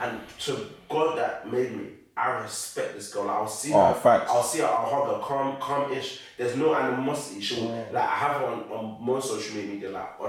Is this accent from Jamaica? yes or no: no; East London, Essex, East of England, United Kingdom; I'm from East, I'm from Essex